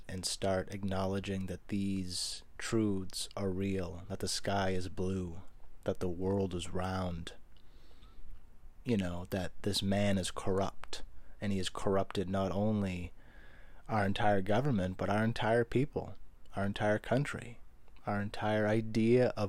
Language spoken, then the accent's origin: English; United States; As an American, an American in their 20s